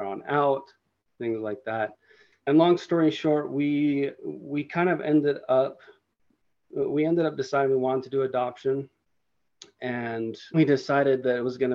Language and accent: English; Utah, United States; I was born and raised here in Utah, and this is where I grew up, and this is where I live currently